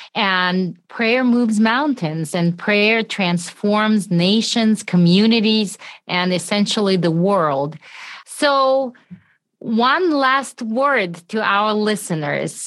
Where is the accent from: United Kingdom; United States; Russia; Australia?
Russia; moved away; I'm originally from Russia